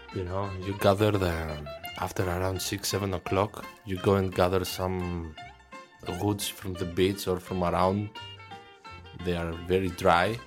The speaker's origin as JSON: {"language": "English", "town": "Thessaloniki", "region": "Central Macedonia", "country": "Greece", "tie": "born or raised there", "also_born_or_lived": "Aarhus, Denmark / Aalborg, Denmark", "second_language": "English", "moved": "as an adult", "lives_now": "Denmark", "said": "to Thessaloniki, to my hometown"}